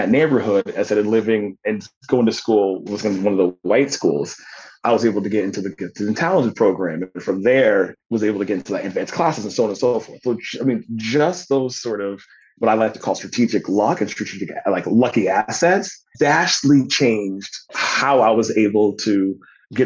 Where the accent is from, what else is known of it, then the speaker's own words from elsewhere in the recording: United States; the members of my community that I grew up in back in Woodbury Circle